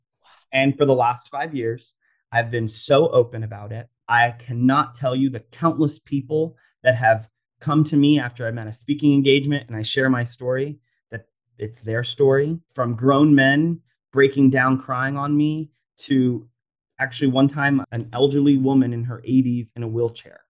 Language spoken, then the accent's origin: English; Orlando, Florida, United States; I grew up in Orlando, Florida, and I went actually a suburb called Oviedo.